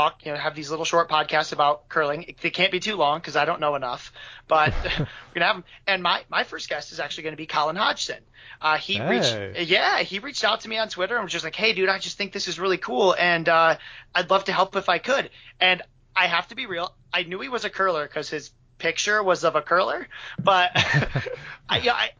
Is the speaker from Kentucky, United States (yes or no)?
no; Michigan, United States; I'm from Michigan